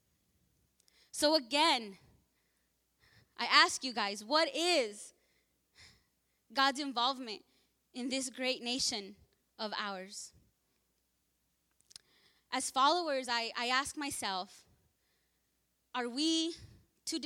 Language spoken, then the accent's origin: English; Los Angeles, California, United States; I was born here in Martin Luther King Hospital off the 105. So I was born there